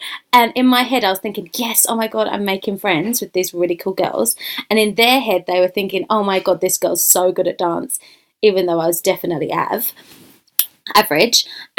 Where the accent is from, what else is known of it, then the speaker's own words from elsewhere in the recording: London, United Kingdom; I'm from East London, Essex. So, a bit of gangster.